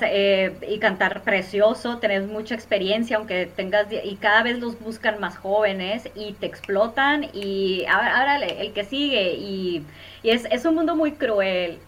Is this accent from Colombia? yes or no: no; Hermosillo, Sonora, Mexico; soy originaria de Hermosillo, Sonora